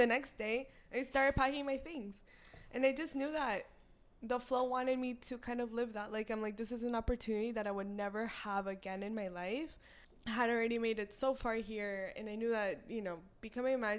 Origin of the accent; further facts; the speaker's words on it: South Florida, United States; moved away as an adult; I'm from Florida